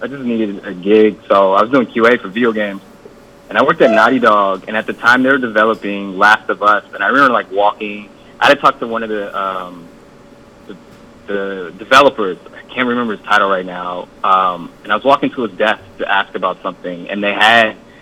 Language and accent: English; Los Angeles, California, United States; I'm from South Central Los Angeles